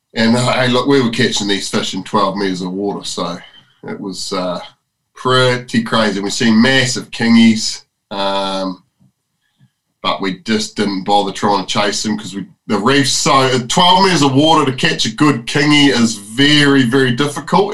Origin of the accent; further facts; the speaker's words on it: New Zealand; this is my home country